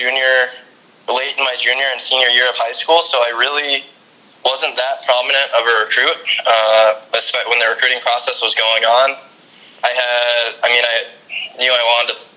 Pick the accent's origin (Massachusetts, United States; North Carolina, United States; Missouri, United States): North Carolina, United States; Cary; born or raised there; also born or lived in Highland Park, Illinois